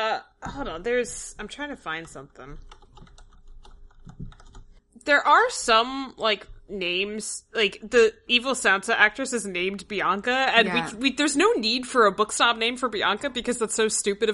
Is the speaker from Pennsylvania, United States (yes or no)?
yes; Philadelphia, Pennsylvania, United States; I'm from Philly